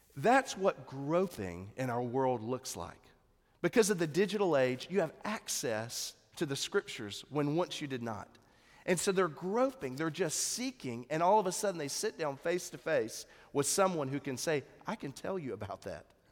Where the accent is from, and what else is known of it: United States